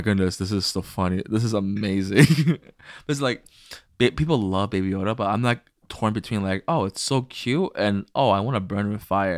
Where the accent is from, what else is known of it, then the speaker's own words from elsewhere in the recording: United States; I was born in America